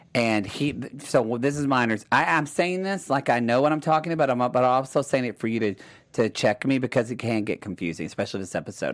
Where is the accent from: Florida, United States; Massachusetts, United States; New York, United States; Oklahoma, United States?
Oklahoma, United States; I'm from Oklahoma.